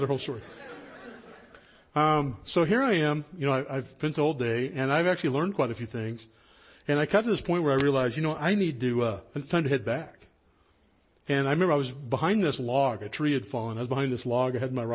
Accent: High Sierras, Northern California, United States; I was born and raised in Northern California up in the High Sierras.

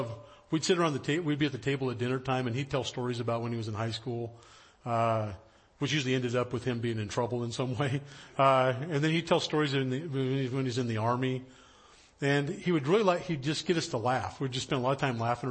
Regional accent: High Sierras, Central California, United States; now in Los Angeles, United States; I grew up in Central California up in the High Sierras, up in the mountains

